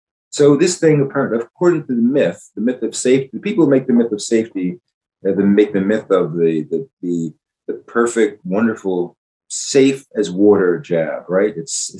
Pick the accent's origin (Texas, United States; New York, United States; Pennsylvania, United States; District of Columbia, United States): Pennsylvania, United States; Philadelphia; Growing up in Philadelphia, where the Declaration of Independence was signed